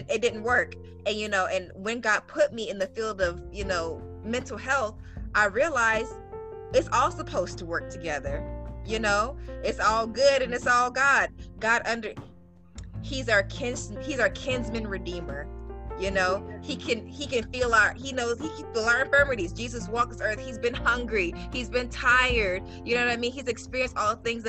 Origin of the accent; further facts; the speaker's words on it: the Deep South, United States; I was raised in the South, deep South